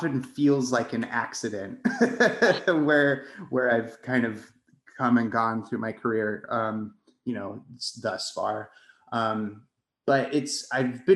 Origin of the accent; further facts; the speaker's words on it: Colorado, United States; moved away as an adult; also born or lived in New York; So I guess I am originally from Colorado. I grew up in a tiny mountain town west of Colorado Springs